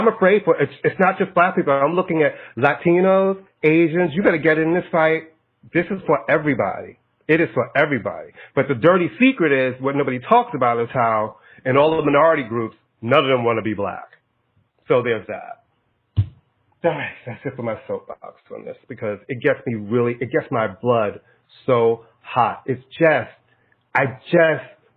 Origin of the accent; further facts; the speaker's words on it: United States; I'm American. I love America. This is the only place I've ever lived.